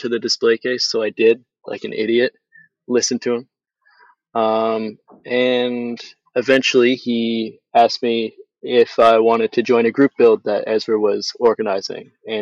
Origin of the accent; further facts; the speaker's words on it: Cobourg, Ontario, Canada; I was born in Coburg